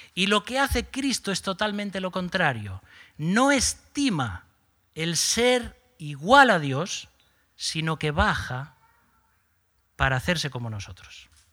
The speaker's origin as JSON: {"language": "Spanish", "region": "Galicia", "country": "Spain", "said": "Somos gallegos"}